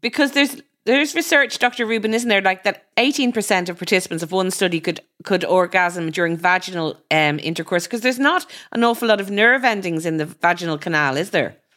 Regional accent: Ireland; growing up in Ireland, you know, our sex education was terrible

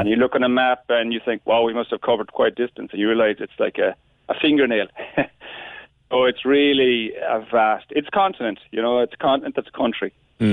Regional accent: West Cork, Munster, Ireland; growing up in West Cork

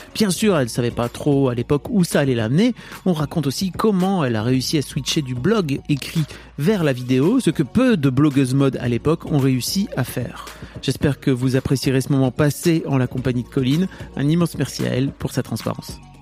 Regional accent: Nord, Hauts-de-France, France; je viens du Nord

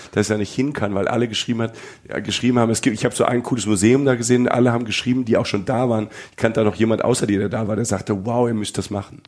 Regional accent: Germany; bei uns in Deutschland

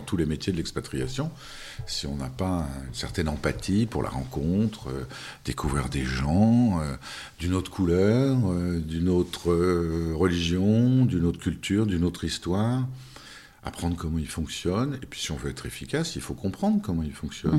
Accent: France; moved away as an adult; also born or lived in Russia / China / Turkey; quand on est français

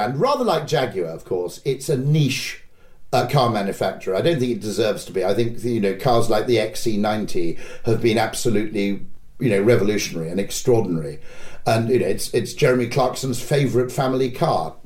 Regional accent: United Kingdom; as a Brit

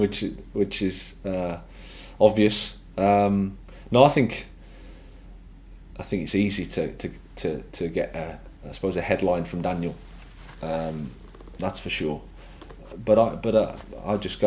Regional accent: Birmingham, West Midlands, United Kingdom; moved away as an adult; I started off at Birmingham City. It was great as my hometown club.

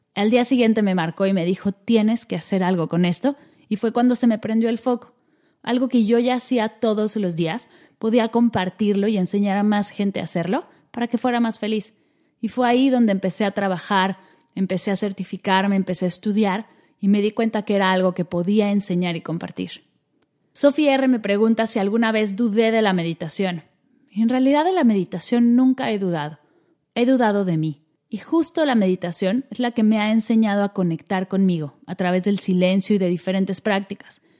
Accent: Mexico; moved away as an adult; now in Barcelona, Spain; soy mexicana y nací en México, pero en este momento estoy viviendo en Barcelona

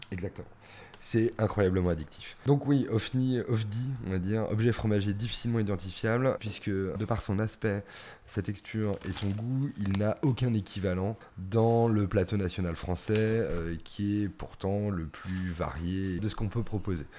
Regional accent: Normandy, France; ça ramène à des souvenirs d'enfance, euh, à des paysages, euh, au petit bocage normand

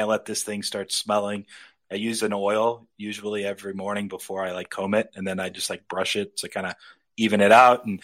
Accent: Southern California near Los Angeles, United States; I grew up in Southern California near Los Angeles

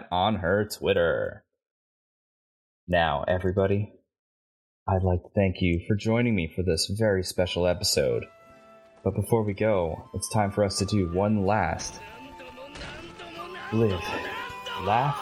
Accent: Canada; I'm Canadian.

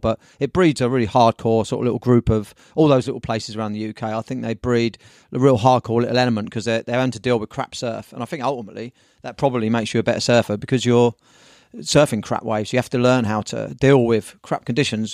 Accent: Brighton, South East England, United Kingdom; now in Newquay, United Kingdom; I'm from Brighton originally

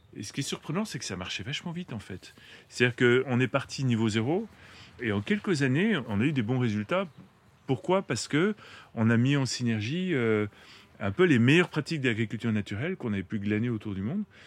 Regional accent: Paris, Île-de-France, France; moved away; also born or lived in Eure; j'ai grandi à Paris, mais ma famille maternelle est de l'heure

